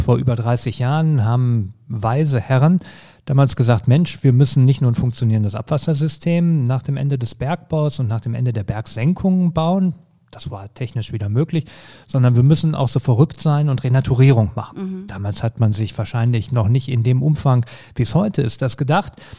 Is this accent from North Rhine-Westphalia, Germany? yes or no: yes; Herten, North Rhine-Westphalia, Germany; also born or lived in Essen; Herten ist meine Heimatstadt. Da bin ich groß geworden.